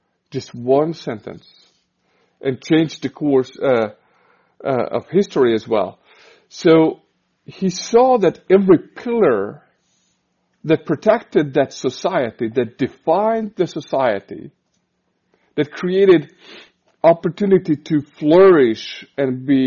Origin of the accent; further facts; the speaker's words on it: Hungary; moved away as an adult; now in Kansas City, United States; We're Hungarians, so we're from Hungary. And 6 years ago, we moved to Kansas City